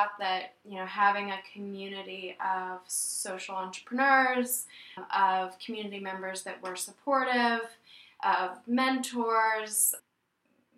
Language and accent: English; Oregon, United States; also born or lived in Dominican Republic; now in Providence, United States; I'm from Oregon, and I moved down to the Dominican Republic and then somehow found myself in Rhode Island